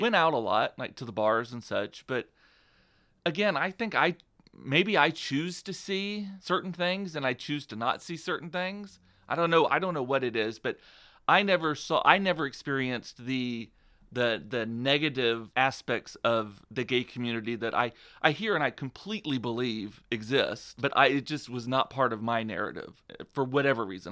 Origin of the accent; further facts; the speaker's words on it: Donna, Texas, United States; where I am from, again, is a small town called Donna, Texas, which is outside of McAllen, Texas